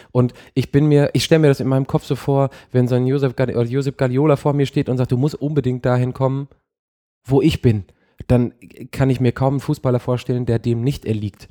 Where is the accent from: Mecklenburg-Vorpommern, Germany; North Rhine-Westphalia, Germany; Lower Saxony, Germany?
North Rhine-Westphalia, Germany; Hattingen; also born or lived in Bochum; ich komme aus Hattingen, habe in Bochum studiert